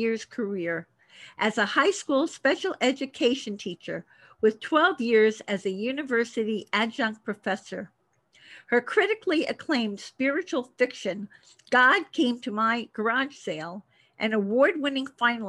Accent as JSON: {"language": "English", "town": "Miami", "region": "Florida", "country": "United States", "tie": "born or raised there", "also_born_or_lived": "New Jersey", "said": "I was born in New Jersey, but I grew up in Miami, Florida."}